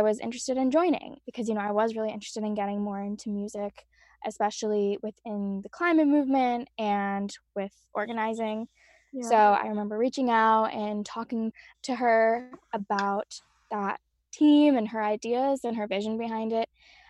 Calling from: Pennsylvania, United States; I'm coming from a few minutes outside Philadelphia, and I'm the music partnerships coordinator on the music team.

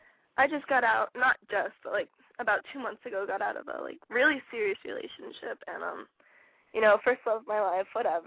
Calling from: Florida, United States; All right, I'm 18 and I'm from Florida.

